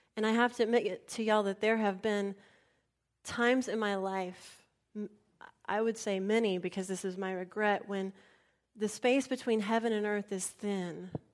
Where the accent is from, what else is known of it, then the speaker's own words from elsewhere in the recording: San Antonio, Texas, United States; moved away; When I grew up in San Antonio